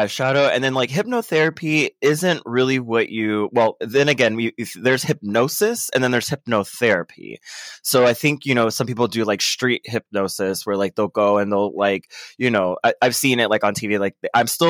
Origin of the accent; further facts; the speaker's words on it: Orlando, Florida, United States; I'm from Orlando, Florida.